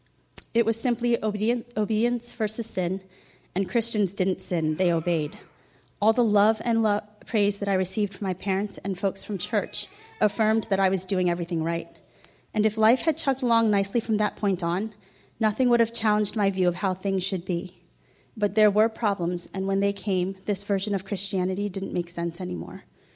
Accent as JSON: {"language": "English", "town": "Ridgewood", "country": "United States", "tie": "born or raised there", "said": "I grew up in Ridgewood"}